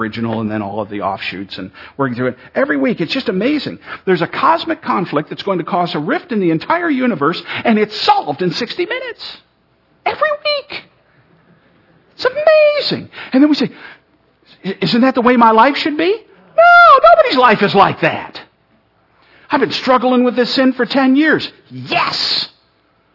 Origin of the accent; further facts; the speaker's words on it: Ireland; I'm Irish